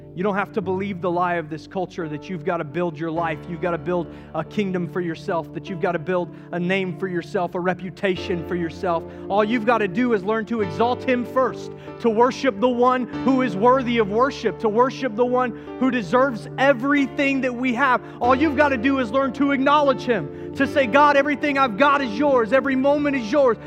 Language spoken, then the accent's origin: English; Charleston, South Carolina, United States; now in Asheville, United States; I grew up in Charleston, South Carolina